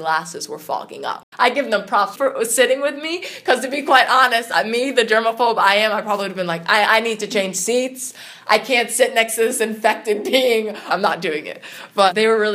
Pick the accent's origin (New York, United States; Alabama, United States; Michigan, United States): New York, United States; Long Island; I'm from Long Island.